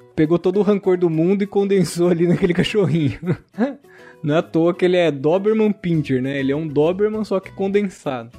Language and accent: Portuguese; Americana, São Paulo, Brazil; sou daqui do interior de São Paulo, de Americana